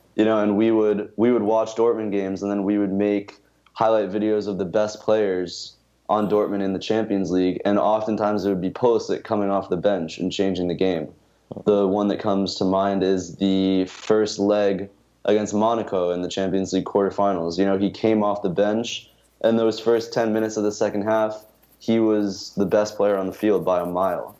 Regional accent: United States; as an American

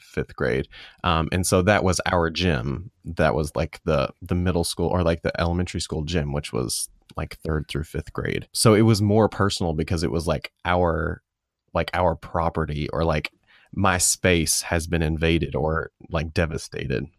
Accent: Calhoun, United States; downtown, um, in Calhoun, my hometown

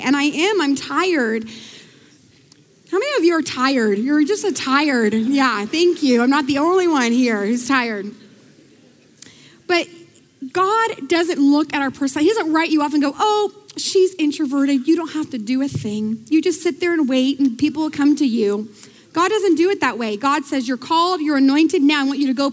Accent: United States; I'm American

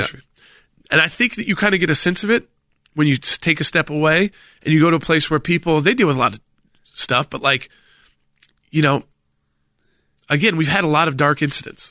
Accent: the South, United States; I'm a Southerner

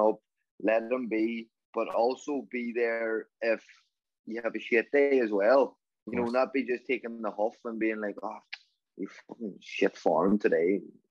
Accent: Donegal, Ulster, Ireland; also born or lived in Los Angeles, United States; I was a young lad from Donegal heading out to Hollywood and in Los Angeles

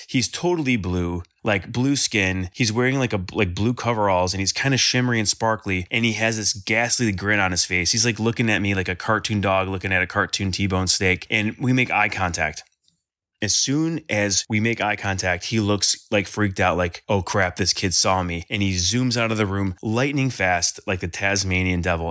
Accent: Sterling Heights, Michigan, United States; am from Sterling Heights, Michigan. It's about twenty, thirty minutes north of Detroit

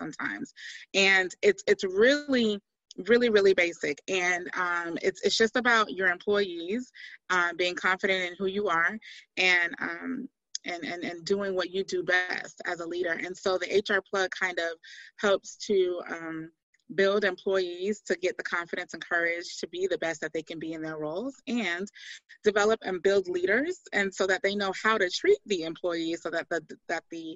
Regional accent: Miami, Florida, United States; now in Locust Grove, United States; I hail from Miami, Florida

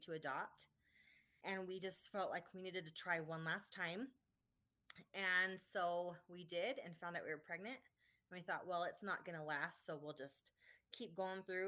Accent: Idaho, United States; I was born and raised in Idaho. I lived here my whole life.

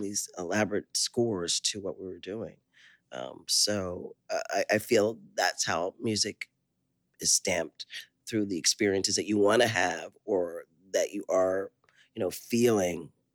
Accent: Philadelphia, Pennsylvania, United States; also born or lived in Liberia; now in Oakland, United States; Philadelphia where I grew up

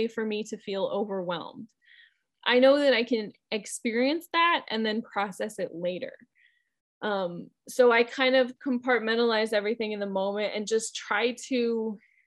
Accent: Midwest, United States; moved away; also born or lived in North Carolina; where I grew up in the Midwest, we had wind all the time.

